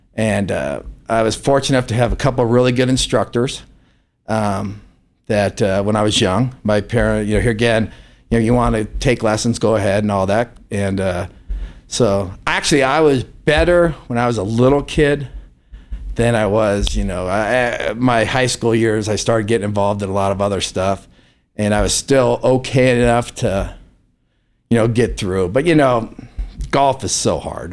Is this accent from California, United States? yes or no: yes; Palo Alto, California, United States; now in Reno, United States; I grew up in Palo Alto, California